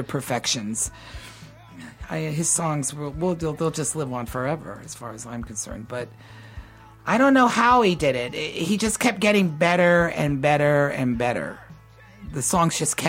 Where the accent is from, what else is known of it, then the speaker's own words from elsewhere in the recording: the South, United States; I grew up in the South too. You start working really young down here